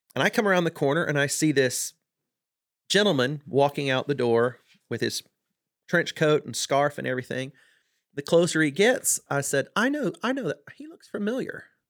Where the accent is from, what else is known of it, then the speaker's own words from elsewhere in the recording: South Mississippi, United States; I grew up in South Mississippi